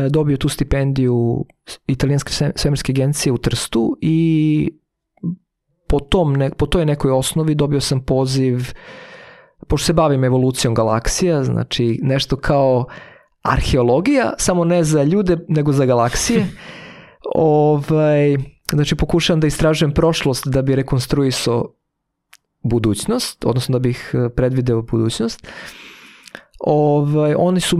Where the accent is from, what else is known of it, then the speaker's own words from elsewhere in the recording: Vršac, Vojvodina, Serbia; moved away; za nas koji smo iz, rodom iz Vršca